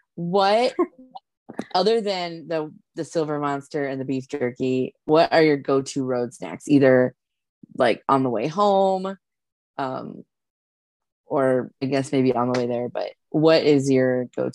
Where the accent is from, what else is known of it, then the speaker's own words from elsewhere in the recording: South Dakota, United States; now in Omaha, United States; I live in Omaha and I grew up in South Dakota and I've had Casey's pizza my whole life.